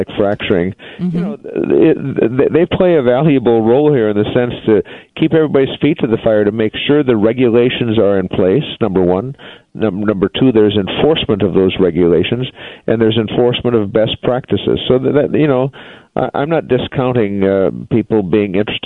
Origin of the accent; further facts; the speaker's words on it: North Dakota, United States; North Dakota, there's probably more hydraulic fracturing going on in my home state than anywhere at the moment.